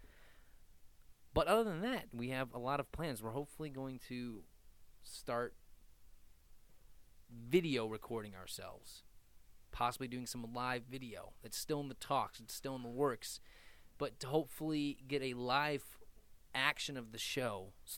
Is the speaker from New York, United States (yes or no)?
no; Cleveland, Ohio, United States; We are from Cleveland